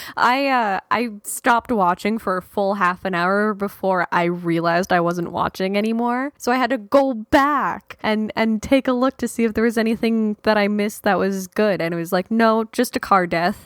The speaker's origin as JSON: {"language": "English", "country": "Canada", "said": "being Canadian"}